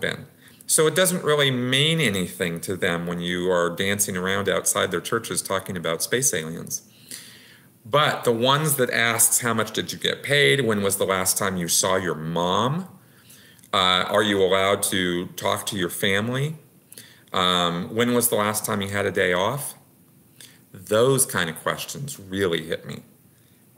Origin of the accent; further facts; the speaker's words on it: United States; I'm an American. I've always been an American